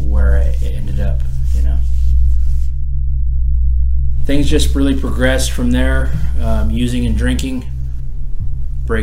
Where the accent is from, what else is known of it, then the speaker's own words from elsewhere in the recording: Orange County, Silverado Canyon, California, United States; I'm from Orange County, up in Silverado Canyon